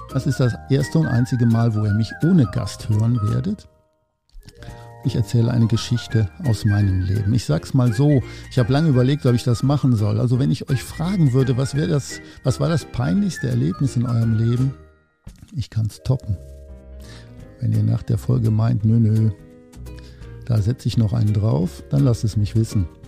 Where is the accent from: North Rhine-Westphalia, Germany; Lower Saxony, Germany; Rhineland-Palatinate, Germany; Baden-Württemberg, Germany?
North Rhine-Westphalia, Germany; ich komme aus dem Oberbergischen Kreis in der Nähe von Köln